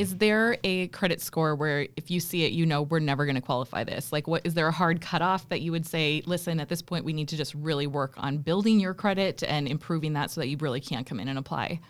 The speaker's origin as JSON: {"language": "English", "region": "South Dakota", "country": "United States", "said": "I am from South Dakota also"}